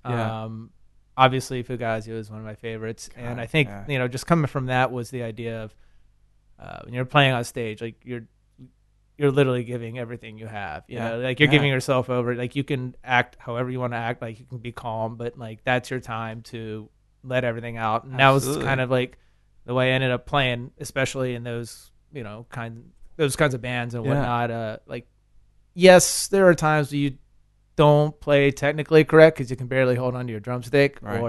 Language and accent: English; Richmond, Virginia, United States; I grew up in Richmond. Yeah, I moved around a lot, but I grew up there.